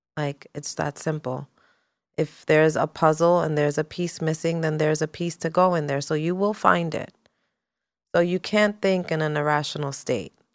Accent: New York City, New York, United States; also born or lived in California; growing up in New York City, growing up being a Latina woman

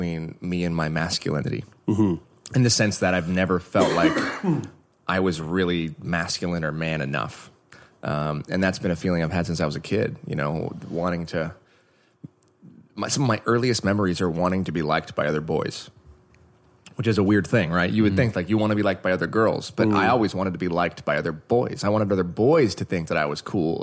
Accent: Oregon, United States; now in Los Angeles, United States; I grew up in Oregon

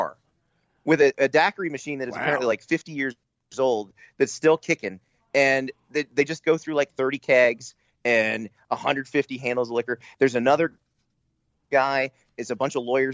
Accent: Key Largo, Florida, United States; born or raised there; also born or lived in Columbia, South Carolina

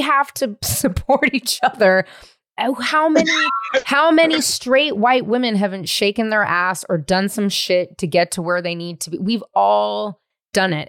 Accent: the Bay Area, California, United States; I'm from the Bay.

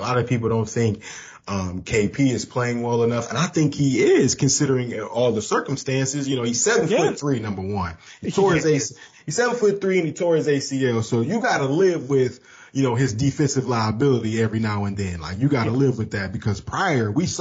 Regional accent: Saginaw, Michigan, United States; I'm from Saginaw. I'm from the Sag

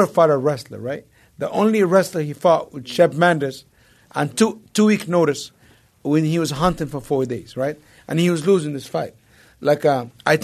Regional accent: Egypt; moved away; growing up in Egypt

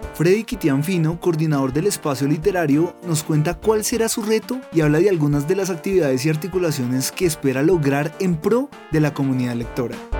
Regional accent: Peru; moved away as an adult; now in Colombia; Vengo del Perú, eh, vivo ya hace cuatro años en Colombia

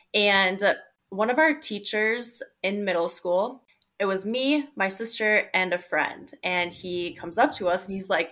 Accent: South Dakota, United States; I currently live in Sioux Falls, South Dakota. And I've been in the Midwest, South Dakota my whole life, but it's a great community to grow up in.

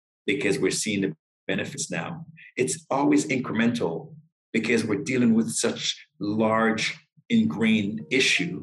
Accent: Toronto, Ontario, Canada; I grew up in Malvern

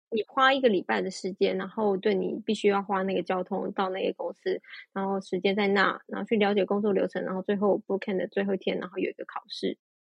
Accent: Taiwan; moved away as an adult; also born or lived in Netherlands; 我回到台湾，我选择回到台湾

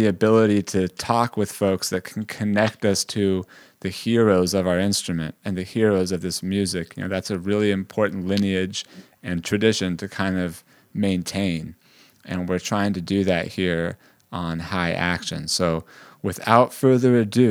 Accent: Bay Area, California, United States; moved away as an adult; now in New York, United States; I grew up in the Bay Area

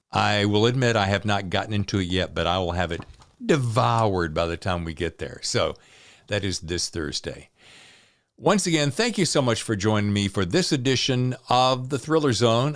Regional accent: the Dirty South, United States; now in California, United States; I'm from the Dirty South

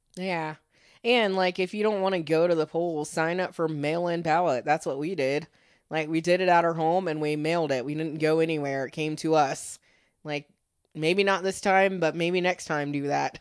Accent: United States; being an American

